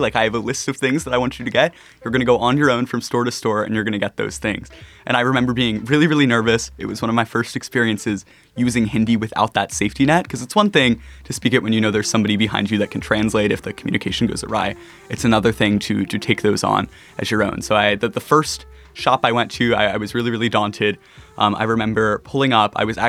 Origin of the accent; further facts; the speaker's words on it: United States; being an American high school student growing up in that culture